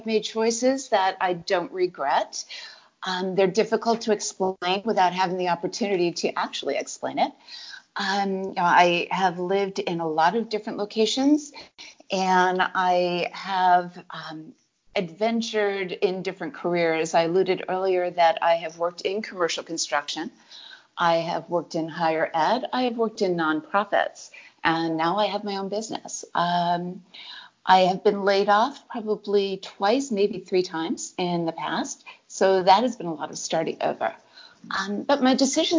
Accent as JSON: {"language": "English", "region": "Connecticut", "country": "United States", "tie": "born or raised there", "also_born_or_lived": "Arizona / Virginia", "moved": "yes", "lives_now": "California, United States", "said": "born and raised in Connecticut and came back to Connecticut a number of years later."}